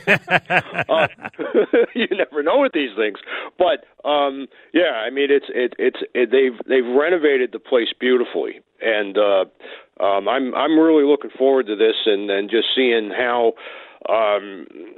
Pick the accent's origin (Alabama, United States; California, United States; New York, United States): New York, United States; Long Island; moved away as an adult; now in Minnesota, United States; I'm from Long Island originally